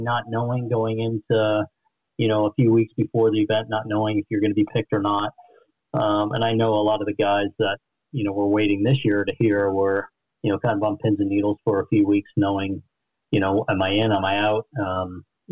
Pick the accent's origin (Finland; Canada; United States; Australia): United States; East Coast; moved away as an adult; growing up on the East Coast, but then going to BYU and spending a lot of time in the West